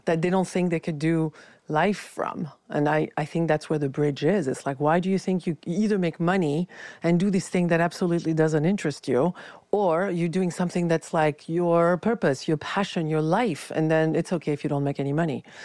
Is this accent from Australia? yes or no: no; France; moved away; I was raised in France, very critical culture